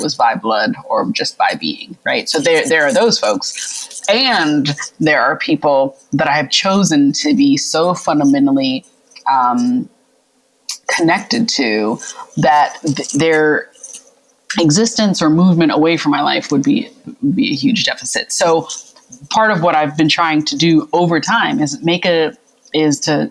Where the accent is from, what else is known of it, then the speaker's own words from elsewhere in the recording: the South, United States; also born or lived in central Pennsylvania; now in Pennsylvania, United States; I'm really proud of being a Southerner